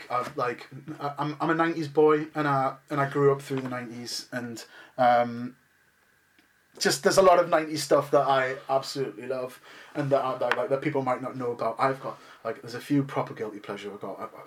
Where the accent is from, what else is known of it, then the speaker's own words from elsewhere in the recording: Newcastle upon Tyne, North East England, United Kingdom; we're Geordie